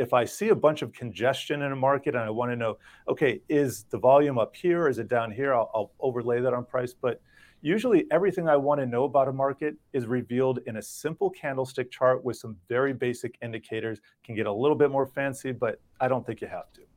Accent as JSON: {"language": "English", "town": "Miami", "region": "Florida", "country": "United States", "tie": "born or raised there", "said": "I grew up in Miami"}